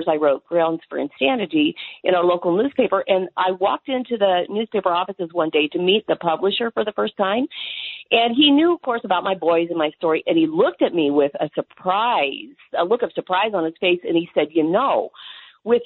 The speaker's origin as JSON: {"language": "English", "region": "Kansas", "country": "United States", "tie": "born or raised there", "said": "I was raised on the Kansas Plains"}